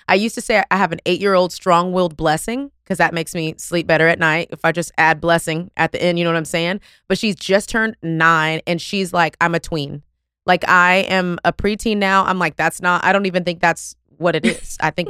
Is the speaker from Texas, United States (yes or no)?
yes; Texas, United States; I don't know. I'm from Texas. I'm sorry.